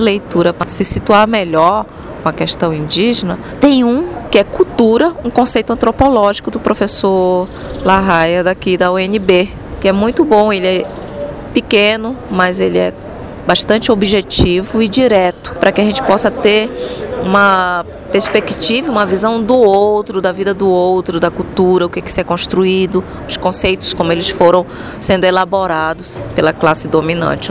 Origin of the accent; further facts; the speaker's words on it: Roraima, Brazil; sou psicóloga e sou de Roraima.